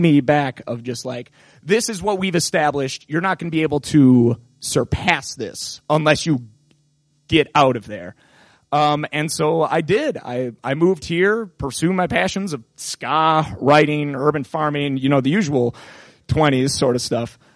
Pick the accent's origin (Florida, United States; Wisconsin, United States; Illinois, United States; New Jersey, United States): Wisconsin, United States; Appleton; my hometown of Appleton, Wisconsin